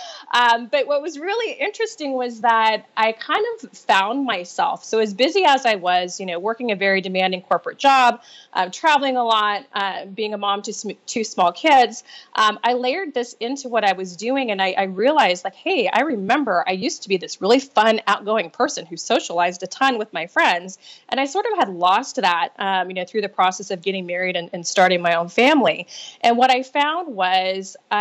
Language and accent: English; Nebraska, United States; moved away as an adult; now in California, United States; I grew up in Nebraska, small town girl